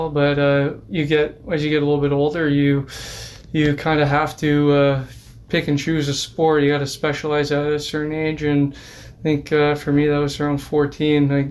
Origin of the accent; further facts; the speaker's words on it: LaSalle, Ontario, Canada; grew up grew up yeah. in LaSalle.